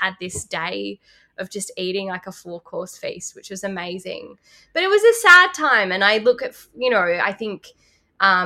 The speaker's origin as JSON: {"language": "English", "town": "Lismore", "region": "New South Wales", "country": "Australia", "tie": "born or raised there", "moved": "yes", "lives_now": "Sydney, Australia", "said": "I grew up in Lismore"}